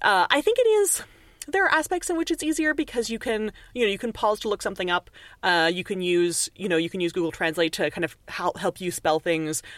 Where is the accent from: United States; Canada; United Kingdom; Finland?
Canada; accent: Canadian; now in Montreal, Canada; people hear my accent and they're like, immediately you must be Canadian